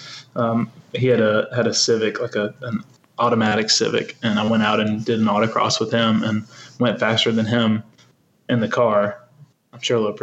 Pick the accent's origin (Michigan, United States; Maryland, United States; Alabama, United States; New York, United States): Alabama, United States; Birmingham; I'm from Birmingham, Alabama